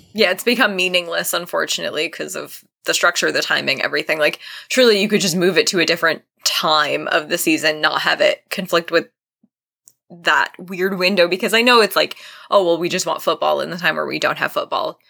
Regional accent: Vermont, United States; I'm from Vermont

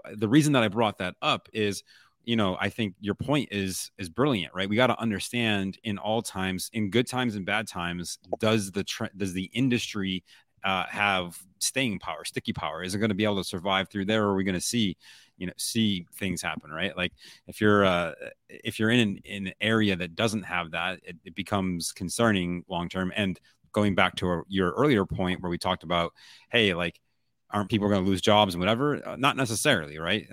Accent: Buffalo, New York, United States; I'm from Buffalo. My parents were in Buffalo

